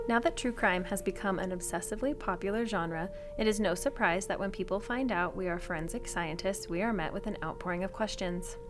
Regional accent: Reno, Nevada, United States; also born or lived in Germany; we came back to Reno, and I have been here ever since. I went from elementary school, middle school, high school, and I even went to college here

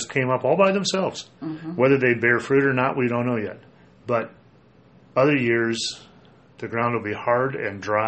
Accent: Minnesota, United States; moved away; growing up in Minnesota where it's a little wetter

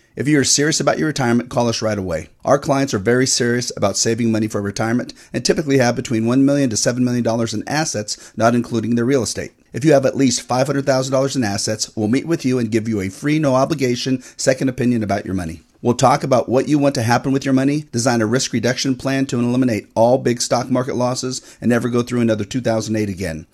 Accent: Fair Oaks, California, United States; also born or lived in Roseville, California; I was raised in Fair Oaks, born in Roseville

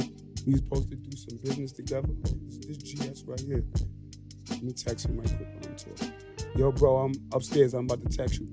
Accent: New York City, New York, United States; I was born and raised in Canarsie.

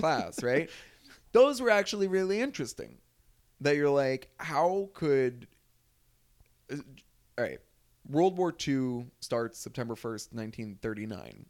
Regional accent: New Jersey, United States; I'm from North Jersey. It's a pretty liberal area where I grew up

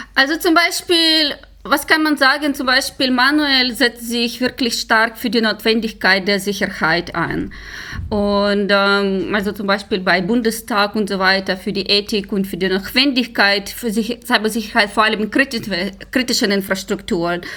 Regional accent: Ukraine; German is a second language; moved away; ich komme aus der Ukraine, ich bin dort geboren und äh, gewachsen

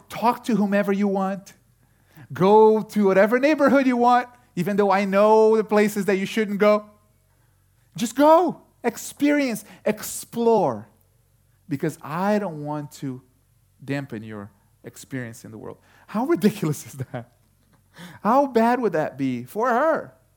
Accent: Brazil; moved away; I was born in Brazil

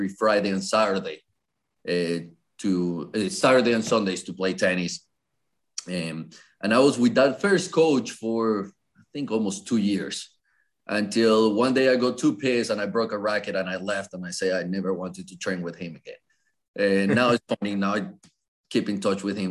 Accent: Colombia; English is a second language; now in North Carolina, United States; I was born and raised in Colombia

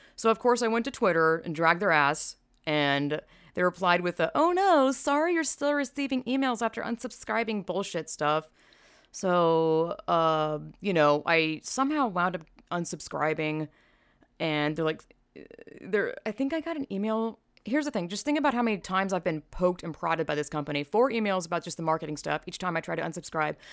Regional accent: the South, United States; I'm from the South

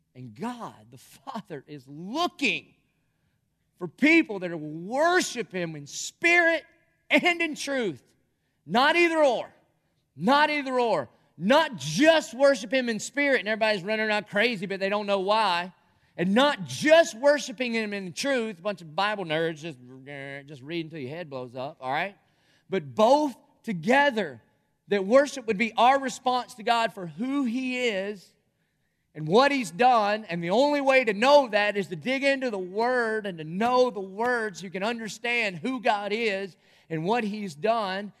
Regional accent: Dillon, South Carolina, United States; growing up in Dillon, South Carolina

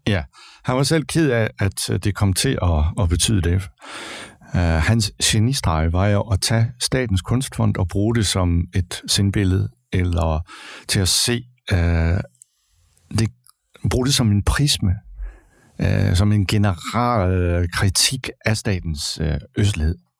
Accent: Kolding, Southern Denmark, Denmark; Jeg er født og opvokset i Kolding

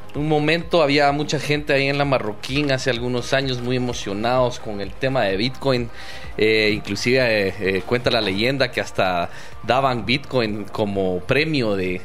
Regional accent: Guatemala; me he sentido parte del, Estado de Guatemala

